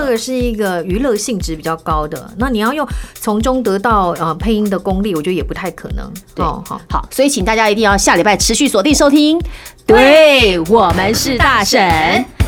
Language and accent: Chinese; Taiwan; born or raised there; also born or lived in Shanghai